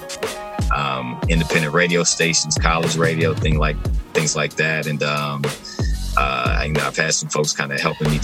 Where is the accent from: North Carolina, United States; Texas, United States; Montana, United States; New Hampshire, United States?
North Carolina, United States; Charlotte; Born and raised in Charlotte